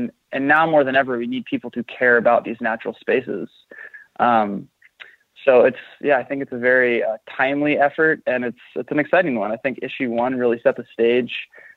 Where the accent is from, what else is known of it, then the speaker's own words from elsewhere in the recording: Marin County, California, United States; I grew up in California in Marin County, which is a incredibly liberal part of the state